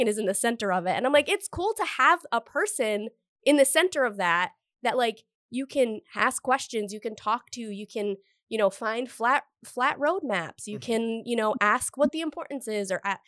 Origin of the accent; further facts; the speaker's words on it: Cumberland, Rhode Island, United States; I'm from Cumberland, right, in Rhode Island. So it's like, there were like a lot of back roads and neighborhoods